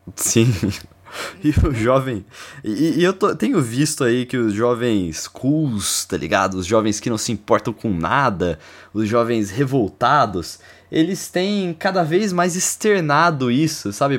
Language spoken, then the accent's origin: Portuguese; Brazil; moved away; eu não sou de São Paulo mesmo, velho. Eu cresci no interior.